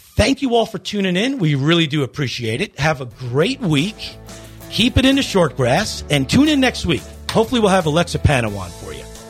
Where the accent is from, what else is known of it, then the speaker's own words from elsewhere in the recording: Long Island, New York, United States; I'm from Long Island.